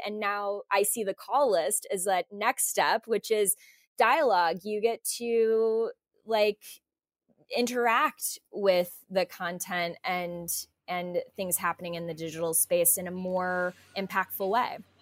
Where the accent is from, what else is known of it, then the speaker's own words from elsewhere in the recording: Midwest, United States; I grew up in the Midwest and my parents are both very athletic